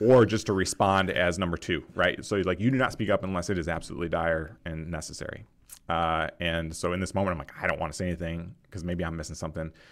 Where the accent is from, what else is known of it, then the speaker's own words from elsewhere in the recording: Rochester, New York, United States; I grew up in Rochester, New York, so Western, Western New York